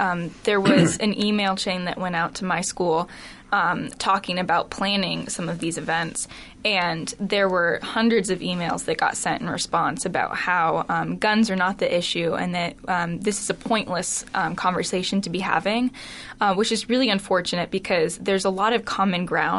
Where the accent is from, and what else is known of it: Grinnell, Iowa, United States